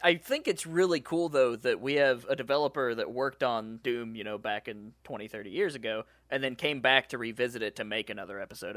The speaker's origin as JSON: {"language": "English", "region": "West Virginia", "country": "United States", "moved": "yes", "lives_now": "Juneau, United States", "said": "I'm from West Virginia"}